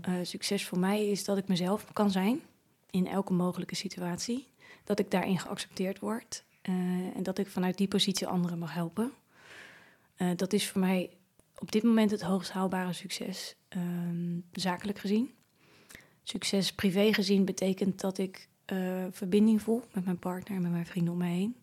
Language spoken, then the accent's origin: Dutch; Naaldwijk, South Holland, Netherlands; Naaldwijk, waar ik opgegroeid ben